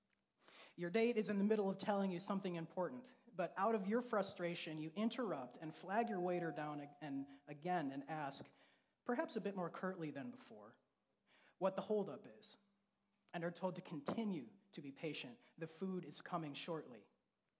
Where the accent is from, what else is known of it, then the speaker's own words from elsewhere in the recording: Grand Rapids, Michigan, United States; I was raised in Grand Rapids